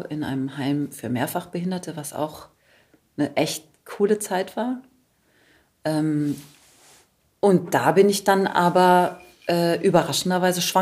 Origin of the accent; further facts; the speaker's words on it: Taunusstein, Hesse, Germany; also born or lived in Karlsruhe; now in Potsdam, Germany; Genau, ich bin in Karlsruhe geboren. Dann haben wir da, ähm, keine Ahnung, drei Jahre oder knapp vier Jahre gewohnt. Und dann sind wir nach Taunusstein bei Wiesbaden gezogen.